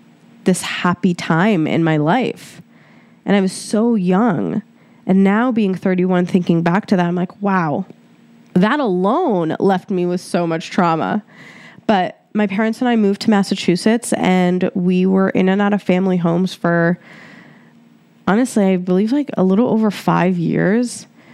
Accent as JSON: {"language": "English", "town": "Cairo", "region": "Cairo Governorate", "country": "Egypt", "tie": "born there", "said": "So I was born in Egypt, Cairo, Egypt. I am 100% Egyptian. And the memories that I have from Egypt were honestly, majority of them were traumatizing."}